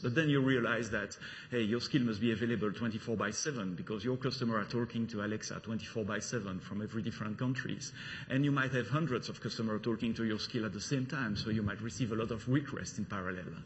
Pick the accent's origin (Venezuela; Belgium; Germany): Belgium; accent: French; English is a second language; now in London, United Kingdom; I'm coming from Belgium, the country of waffle, beers, and, and chocolate.